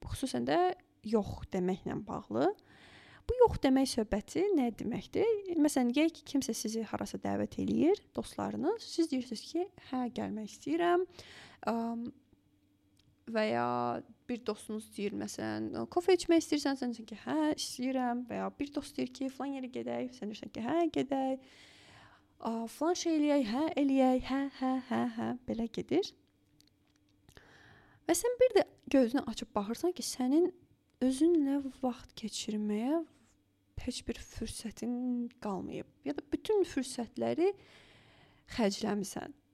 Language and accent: Azerbaijani; Azerbaijan; moved away as an adult; also born or lived in Baku; now in Germany; Mən düzdür, yəni Azərbaycandan gəlirəm.